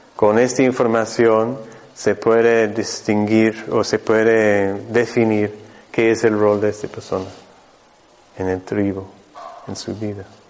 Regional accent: Mexico; moved away; yo vengo desde México, yo, mi centro está en el norte de México, en el desierto de San Luis Potosí

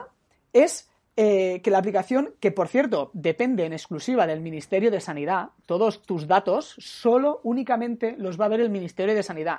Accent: Catalonia, Spain; como catalán que, que soy

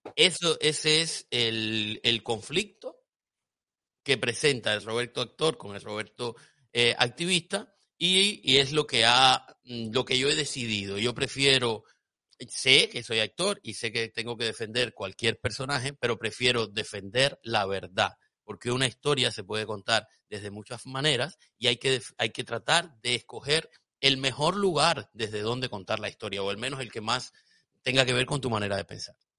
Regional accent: Cuba; now in Spain; Yo salí de Cuba, por supuesto, salí de Cuba adoctrinado

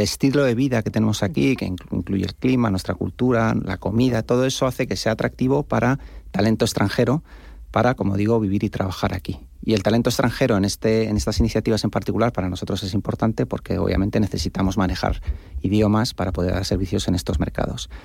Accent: Spain; como españoles

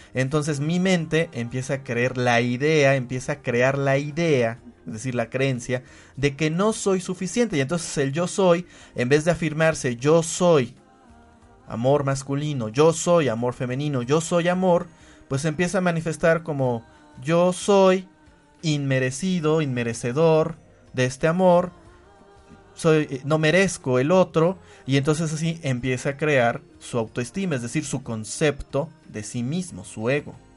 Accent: Puebla, Mexico; yo soy hombre, yo soy poblano, soy mexicano

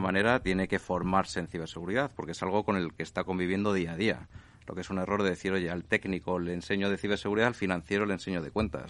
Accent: Spain; somos españoles

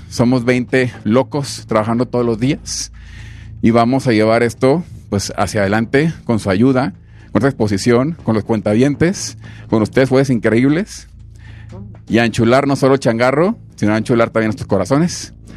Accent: Amatitán, Jalisco, Mexico; moved away as an adult; also born or lived in Mexico City; nací en Amaitán, Jalisco, la tierra del tequila

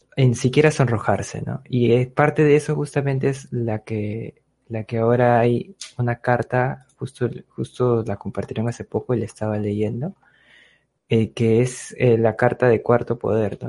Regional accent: Peru; somos todos los peruanos

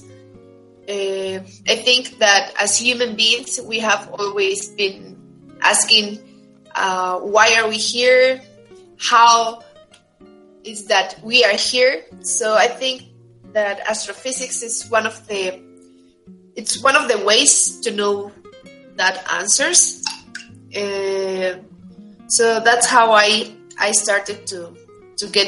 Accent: Tuxtla Gutiérrez, Chiapas, Mexico; moved away as an adult; I'm from Chiapas, from Tuxtla Gutiérrez. All my education from elementary school until college has been there in Chiapas

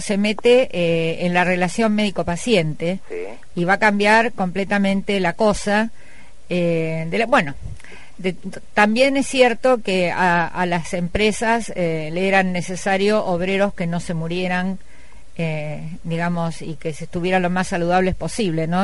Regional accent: Cañada de Gómez, Santa Fe, Argentina; Yo vengo de una comunidad de Cañada de Gómez

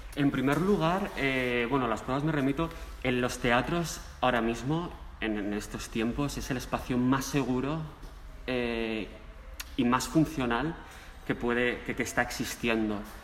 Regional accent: Mieres, Asturias, Spain; now in Madrid, Spain; yo soy de Asturias, soy asturiano, nacido en Asturias, en Mieres

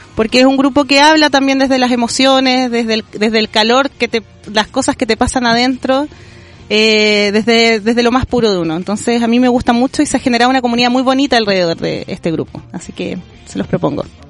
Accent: Chile; como pueblo chileno

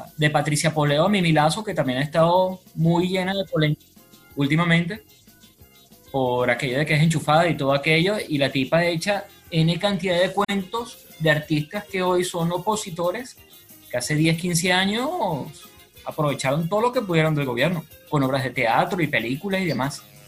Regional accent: Caracas, Capital District, Venezuela; nos identifica como caraqueños, como venezolanos

